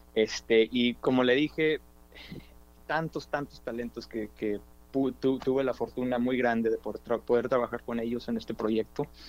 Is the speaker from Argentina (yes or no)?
no; Dallas, Texas, United States; also born or lived in Austin, Texas / New York; nacido en Oak Cliff, este, aquí soy de Dallas, Texas, de Oak Cliff